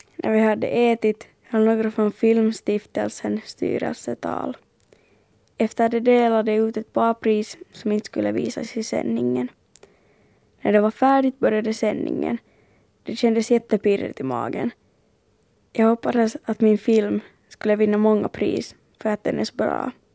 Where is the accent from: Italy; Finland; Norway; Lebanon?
Finland; jag från Finland